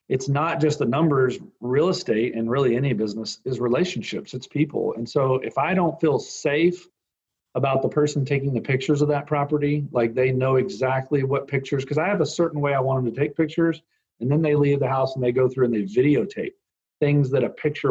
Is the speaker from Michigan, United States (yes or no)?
no; Bedford, Texas, United States; moved away; also born or lived in Fort Worth, Texas / Seattle; I grew up in the middle in Bedford, but I was born in Fort Worth. So I'm a Fort Worth guy, not a Dallas guy